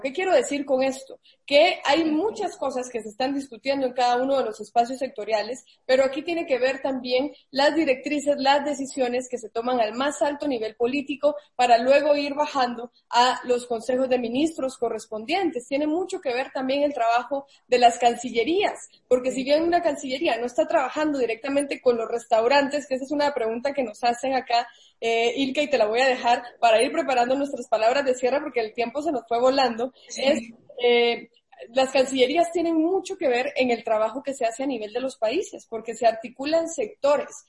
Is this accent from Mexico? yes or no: no; Guatemala; yo soy guatemalteca